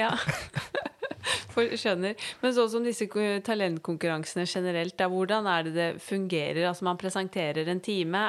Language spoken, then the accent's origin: Norwegian; Norway; her hjemme i Norge